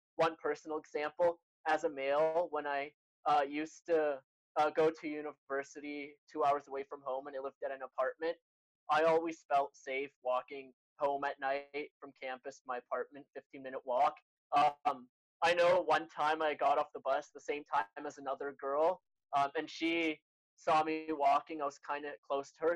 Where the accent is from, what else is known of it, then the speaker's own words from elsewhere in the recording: Canada; I'm Canadian, as Crawford said, born in Canada, uh, but I have Egyptian parents. They immigrated before I was born here.